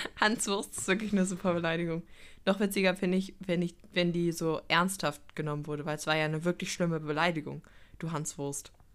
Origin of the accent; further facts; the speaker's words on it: Cologne, North Rhine-Westphalia, Germany; wir als Kölner